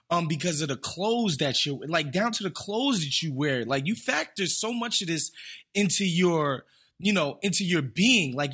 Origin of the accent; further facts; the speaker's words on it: New York, United States; growing up in New York